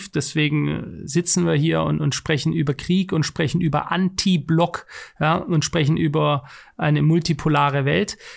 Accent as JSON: {"language": "German", "country": "Switzerland", "said": "ich will es in der Schweiz, wo ich noch als Schweizer Bürger mitbestimmen kann"}